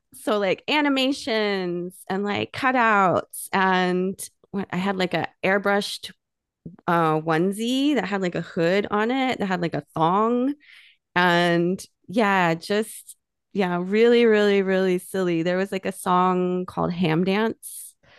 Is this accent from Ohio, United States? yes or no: no; Miami, Oklahoma, United States; also born or lived in Tulsa, Oklahoma; I grew up in Miami, Oklahoma, which is up in the northeast cor-, corner of Oklahoma.